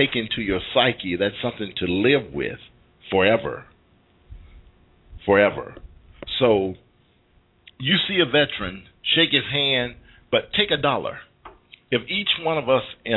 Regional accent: United States; we as American citizens

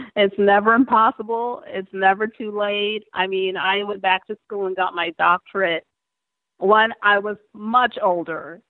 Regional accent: Montego Bay, Saint James, Jamaica; moved away; I was born in Montego Bay, Jamaica

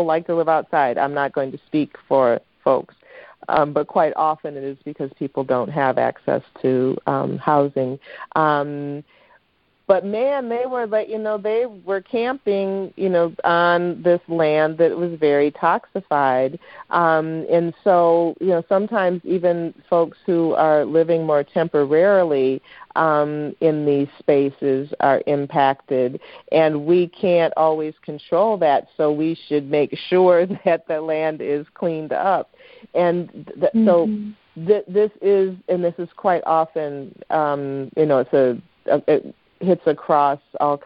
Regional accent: Saginaw, Michigan, United States; also born or lived in Kalamazoo, Michigan; I'm from Michigan. I am Michigan, Michigan, Michigan. I'm from Saginaw as well, and we have so much brownfield in Saginaw

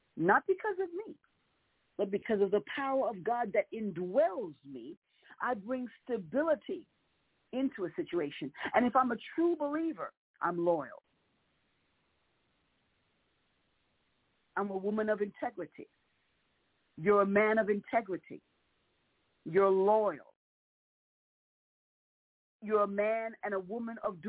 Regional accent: New York City, New York, United States; I was a little girl growing up in New York, and in New York City specifically

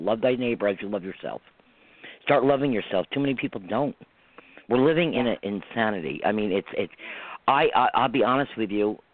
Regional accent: New York, United States; I'm from New York. No, I'm not in the city. I'm not in the heart of New York. I'm in the right. country part

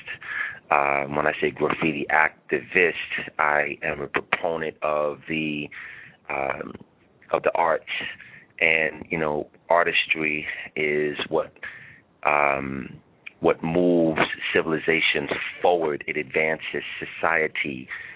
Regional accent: New York City, New York, United States; I hail from Staten Island, New York, Shaolin

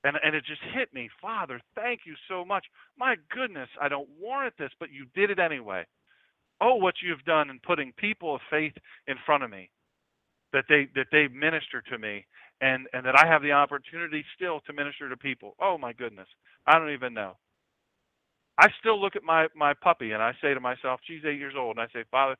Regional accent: Sussex County, Delaware, United States; I grew up in Sussex, the best

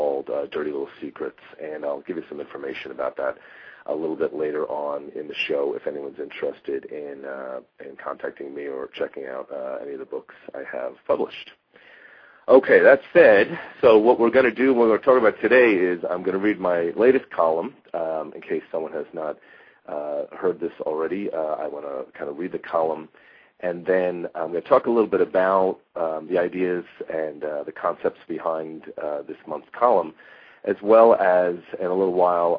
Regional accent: United States; now in Arizona, United States; I'm originally from New York

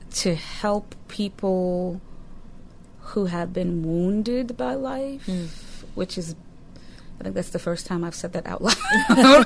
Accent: Newton, Massachusetts, United States; I grew up in Newton, Massachusetts

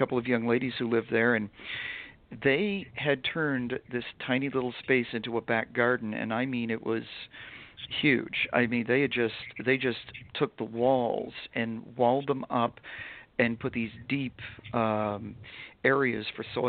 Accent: New England, United States; also born or lived in York County, Pennsylvania; now in Harrisburg, United States; I'm from New England originally, but I've lived in Pennsylvania for 20 years. I lived in York County for most of my time here. But when I moved up here, I bought this house in Harrisburg and moved here. I live in the city

